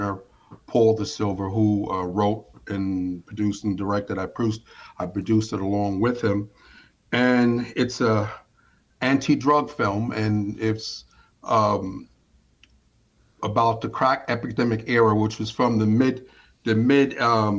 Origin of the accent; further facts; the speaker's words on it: New York City, New York, United States; now in Pennsylvania, United States; I'm in Pennsylvania, but I'm originally from New York City